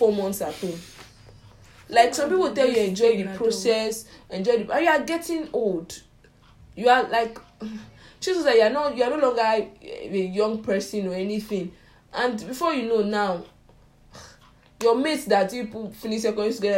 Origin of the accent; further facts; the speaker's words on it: Nigeria; as a Nigerian student